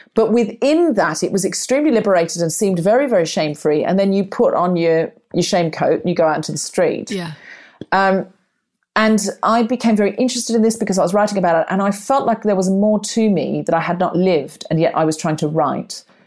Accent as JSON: {"language": "English", "region": "Queensland", "country": "Australia", "tie": "born or raised there", "also_born_or_lived": "Redcliffe, Brisbane", "moved": "yes", "said": "I grew up in Queensland"}